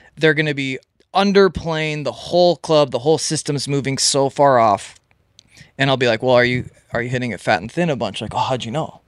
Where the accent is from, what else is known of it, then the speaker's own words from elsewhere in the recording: Elk River, Minnesota, United States; I grew up in Minnesota. That's where I'm born and raised.